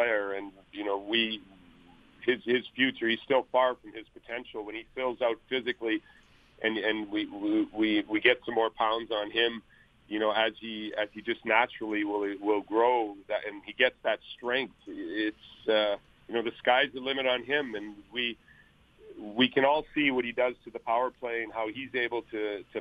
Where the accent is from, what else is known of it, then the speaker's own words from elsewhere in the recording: Winnipeg, Manitoba, Canada; moved away; Winnipeg, my hometown where I was born